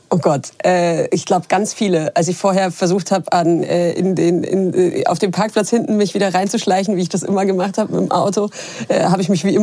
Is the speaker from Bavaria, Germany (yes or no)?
yes; Munich, Bavaria, Germany; Ich deswegen bin Münchnerin